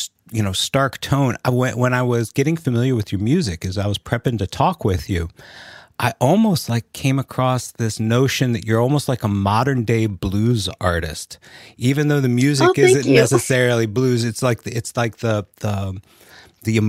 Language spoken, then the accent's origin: English; Los Angeles, California, United States; I'm from Los Angeles